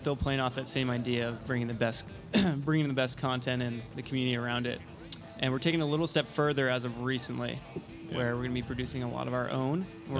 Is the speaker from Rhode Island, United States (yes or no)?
yes; Rhode Island, United States; now in Charleston, United States; I'm from Rhode Island and actually a recent transplant down to Charleston.